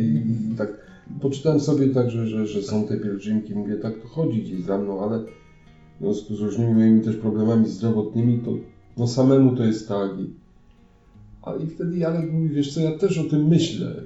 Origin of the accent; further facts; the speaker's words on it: Grodziec, Silesian Voivodeship, Poland; jestem z Grodźca, będzie na Grodźca z parafii świętej Katarzyny Aleksandryjskiej